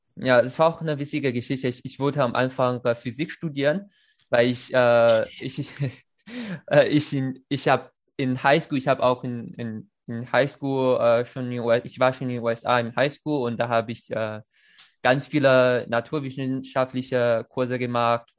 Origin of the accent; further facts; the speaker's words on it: China; German is a second language; moved away; als eine Chinese